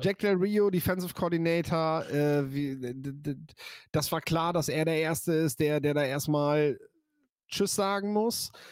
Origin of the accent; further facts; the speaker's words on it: near Meppen, Lower Saxony, Germany; ich komme ja hier aus der Nähe von Meppen